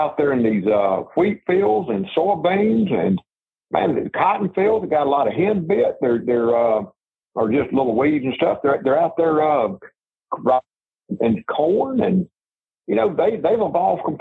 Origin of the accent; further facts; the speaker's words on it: Mississippi Delta, United States; I grew up in the Mississippi Delta as a little boy